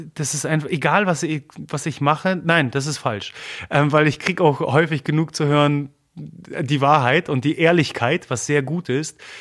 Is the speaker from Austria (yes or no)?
no; Germany; first language Polish; German is a second language; also born or lived in Gdynia, Poland (parents' origin); obwohl ich sogar in Deutschland geboren bin, als, als Pole.